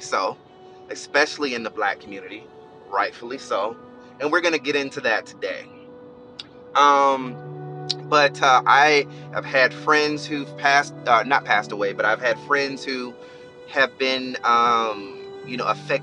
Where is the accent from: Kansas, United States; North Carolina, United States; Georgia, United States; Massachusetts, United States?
Georgia, United States; Albany; now in Florida, United States; I'm from Albany, Georgia, and there were a lot of family members that were affected.